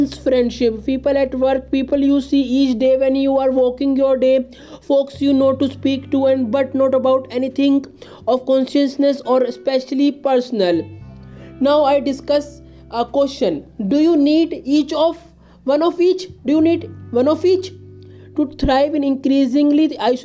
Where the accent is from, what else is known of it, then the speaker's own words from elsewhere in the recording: India; I am from India